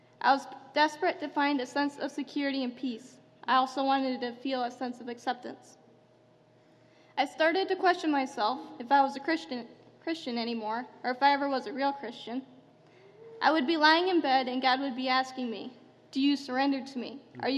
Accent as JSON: {"language": "English", "country": "Albania", "tie": "born there", "said": "I was born in Albania into a Muslim family."}